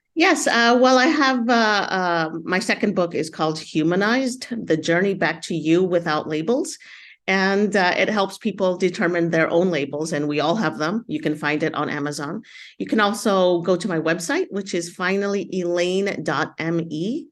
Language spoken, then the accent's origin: English; United States; I grew up in the United States as an immigrant, Latina